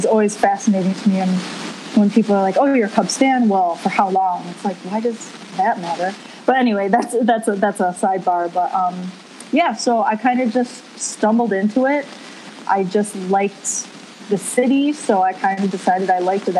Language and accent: English; Rochester, New York, United States; We have a minor league AAA team here in my hometown